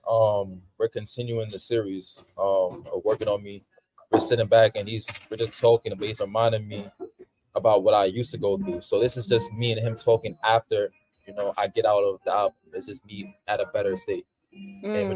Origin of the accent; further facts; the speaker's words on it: New York City, New York, United States; also born or lived in Queens, New York; born and raised in Brooklyn, New York. Now I currently live in Queens.